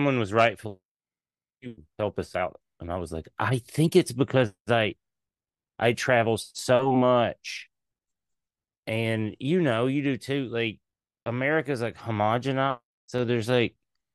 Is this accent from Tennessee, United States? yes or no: yes; East Tennessee, United States; I'm a hillbilly from East Tennessee